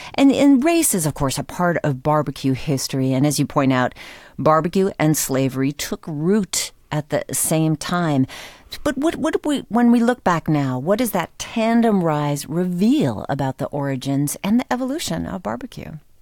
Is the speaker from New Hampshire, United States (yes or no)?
yes; New Hampshire, United States; growing up in New Hampshire